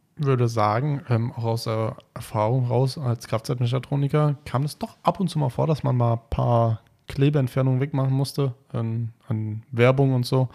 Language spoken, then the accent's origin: German; Taunus, Hesse, Germany; born or raised there; also born or lived in Frankfurt